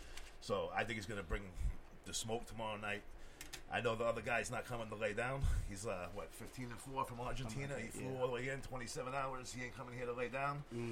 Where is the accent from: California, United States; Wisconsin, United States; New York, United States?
New York, United States; now in St. Louis, United States; I'm not from here. I'm from New York.